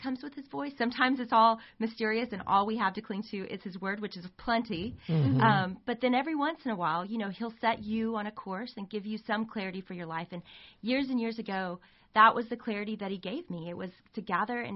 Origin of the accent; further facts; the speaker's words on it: Arkansas, United States; moved away as an adult; now in Texas, United States; I grew up in Arkansas.